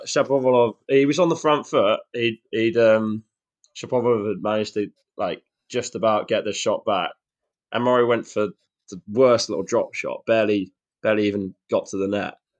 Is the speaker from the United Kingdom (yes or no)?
yes; Shrewsbury, West Midlands, United Kingdom; I'm from Shrewsbury, down in the West Midlands